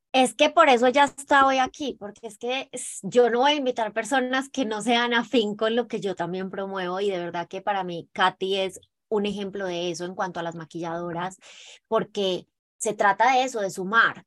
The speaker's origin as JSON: {"language": "Spanish", "country": "Colombia", "said": "somos las dos colombianas"}